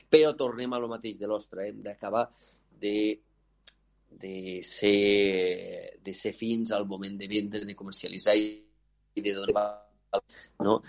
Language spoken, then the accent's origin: Catalan; L'Aldea, Catalonia, Spain; jo sóc de l'Aldea